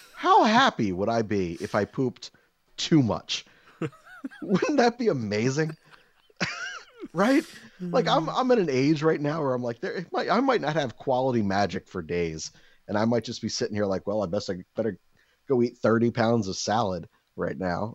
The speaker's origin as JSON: {"language": "English", "country": "United States", "said": "I'm an American"}